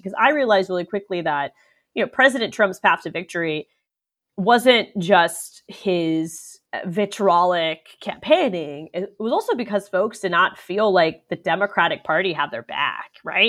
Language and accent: English; Orlando, Florida, United States; I was born in Orlando